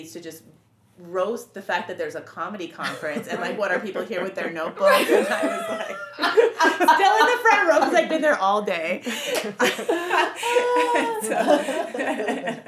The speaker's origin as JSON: {"language": "English", "town": "Montreal", "region": "Quebec", "country": "Canada", "said": "We're from Montreal."}